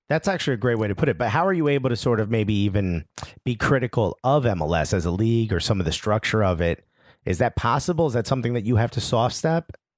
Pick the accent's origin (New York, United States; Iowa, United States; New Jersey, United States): New Jersey, United States; Newark; I'm born and raised in Newark, New Jersey